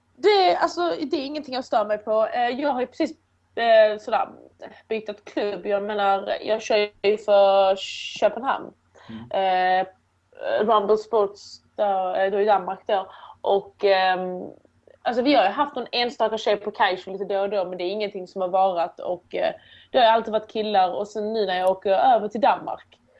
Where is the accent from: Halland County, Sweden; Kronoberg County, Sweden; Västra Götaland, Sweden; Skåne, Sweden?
Skåne, Sweden; Åstorp; also born or lived in Iran / Turkey / Helsingborg; Och då kom vi till ett litet samhälle då nära Helsingborg som heter Åstorp. En liten, en liten byhåla. Och där växte jag upp